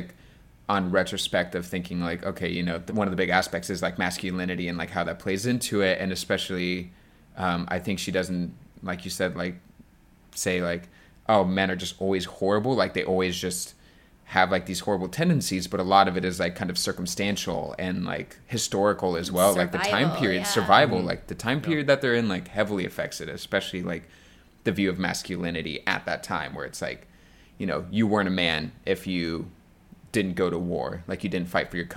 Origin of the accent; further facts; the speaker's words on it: California, United States; moved away; also born or lived in Arkansas; I did live in Arkansas for a long time growing up in California